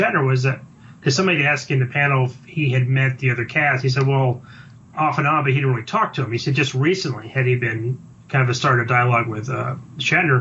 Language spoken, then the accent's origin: English; Dallas, Texas, United States; I'm from Dallas